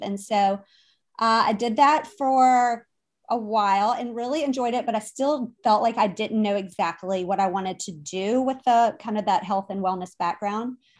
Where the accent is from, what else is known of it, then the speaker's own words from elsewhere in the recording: Richmond, Virginia, United States; now in Wilmington, United States; my background is that I am from Richmond originally. I live now in Wilmington, North Carolina